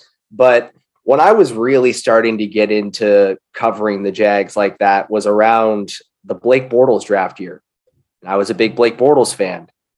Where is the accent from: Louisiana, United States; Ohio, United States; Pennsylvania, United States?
Pennsylvania, United States; Pittsburgh; moved away; also born or lived in Jacksonville, Florida; I was born in Pittsburgh